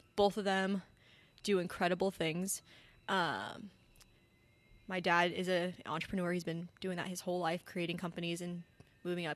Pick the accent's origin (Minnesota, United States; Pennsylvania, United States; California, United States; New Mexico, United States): New Mexico, United States; Albuquerque; now in Arizona, United States; I'm from Albuquerque, New Mexico.